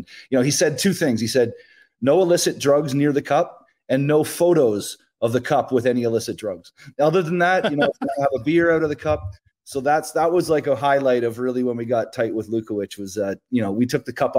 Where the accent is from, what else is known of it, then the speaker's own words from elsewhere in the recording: Canada; I'm a Canadian small town guy.